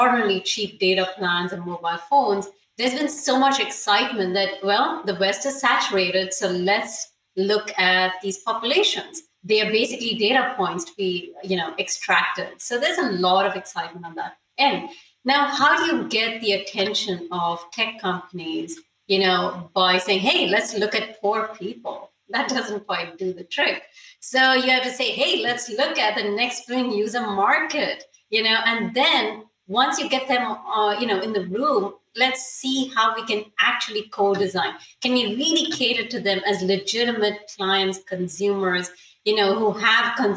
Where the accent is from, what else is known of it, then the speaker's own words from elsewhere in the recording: India; moved away; also born or lived in United States; I'm Indian